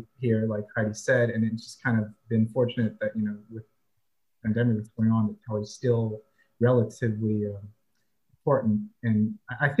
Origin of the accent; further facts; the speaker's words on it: California, United States; moved away as an adult; now in Alabama, United States; I'm from California, I was born and raised there, but now I'm in Alabama